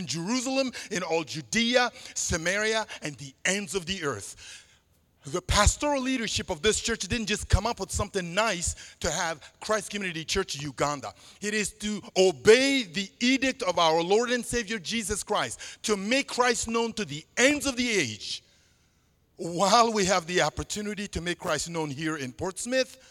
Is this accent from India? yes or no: no; Central African Republic; first language Sango; English is a second language; moved away; in my native language, Sango, one of the 50 languages spoken in the country where I'm originally from